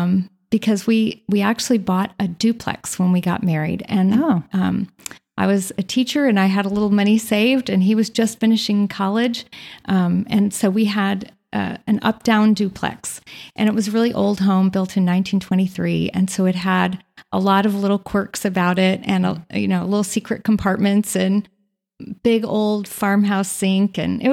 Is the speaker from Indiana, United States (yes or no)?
yes; Indiana, United States; now in San Antonio, United States; I serve at the Bible Study Fellowship headquarters in San Antonio, Texas, but I'm really from Indiana. We lived in Indiana for 38 years. Our whole married life, we lived in one zip code.